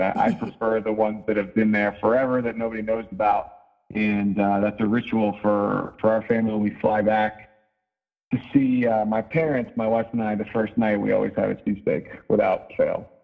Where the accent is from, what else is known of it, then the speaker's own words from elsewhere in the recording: just outside of Philadelphia, Pennsylvania, United States; now in Denver, United States; I grew up just outside of Philadelphia